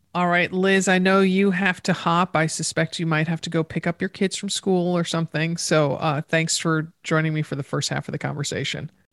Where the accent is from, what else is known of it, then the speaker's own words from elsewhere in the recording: East Coast, United States; I grew up on the East Coast